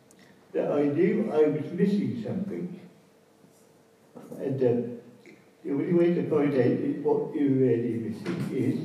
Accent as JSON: {"language": "English", "area": "Norfolk", "region": "East of England", "country": "United Kingdom", "tie": "born or raised there", "moved": "yes", "said": "Well, I was born up in Norfolk, and I left Norfolk in 1975."}